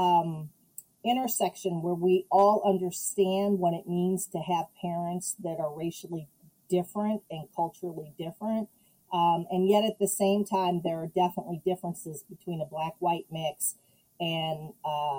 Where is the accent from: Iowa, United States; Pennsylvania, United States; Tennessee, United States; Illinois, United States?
Illinois, United States; Chicago; I grew up in Chicago, and then we moved to the suburbs. So I spent the first 8 years of my life in a predominantly black neighborhood.